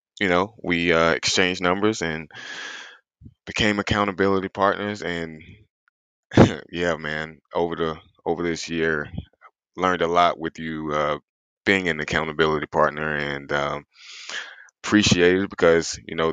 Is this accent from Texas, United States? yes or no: no; South Carolina, United States; I'm a small town kid out of South Carolina. Probably didn't grow up with the healthiest of backgrounds. As a matter of fact, I'm from the South, so we do a lot of soul food cooking down here.